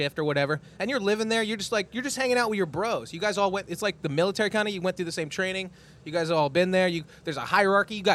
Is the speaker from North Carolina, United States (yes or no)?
no; Tehachapi, California, United States; my hometown, Tehachapi, California